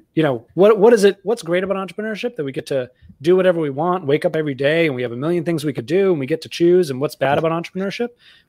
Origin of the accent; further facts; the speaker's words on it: Massachusetts, United States; I grew up outside of Boston, though my accent is, as you can hear, not present. So maybe Bostonians would be ashamed of me.